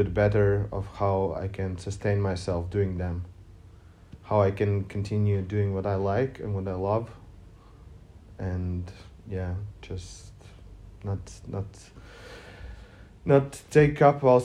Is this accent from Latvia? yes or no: yes; Riga, Latvia; I'm from Riga